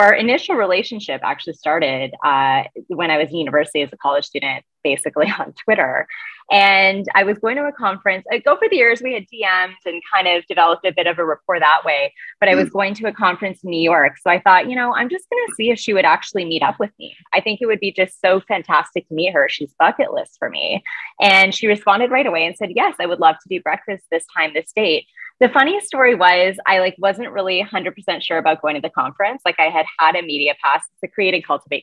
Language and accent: English; Canada; also born or lived in United States; as a Canadian